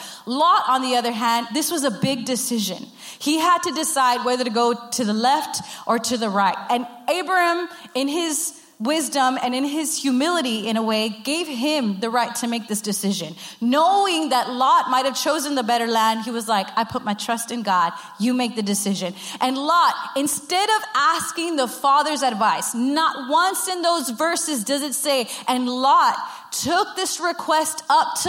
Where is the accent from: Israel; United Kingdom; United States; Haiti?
United States; Rio Grande Valley, Texas; I'm from the Rio Grande Valley